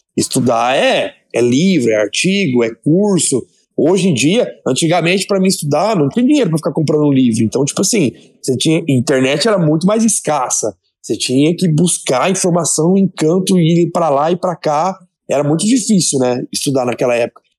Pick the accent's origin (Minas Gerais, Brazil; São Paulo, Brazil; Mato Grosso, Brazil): São Paulo, Brazil; Votuporanga; eu sou de Votuporanga, interior de São Paulo, me formei na universidade aqui da cidade mesmo